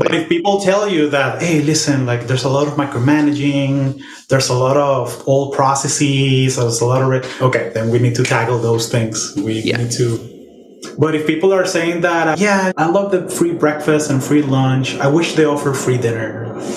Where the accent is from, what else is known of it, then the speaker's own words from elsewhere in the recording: Venezuela; we're both Venezuelan